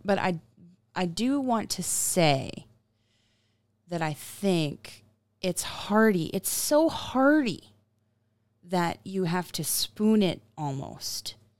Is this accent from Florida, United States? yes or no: yes; Florida, United States; being in Florida for a large part of my childhood